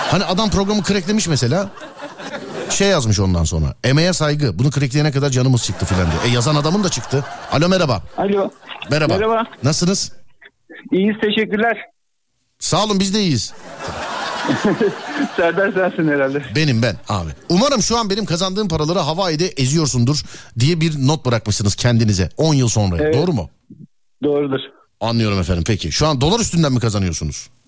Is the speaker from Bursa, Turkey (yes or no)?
no; Ankara, Turkey